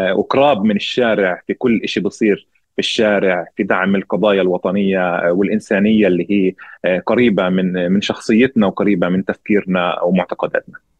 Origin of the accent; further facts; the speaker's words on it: Deir Jarir, Ramallah and al-Bireh Governorate, Palestine; انا فلسطيني من قريه دير جرير آه، شمال شرق رام الله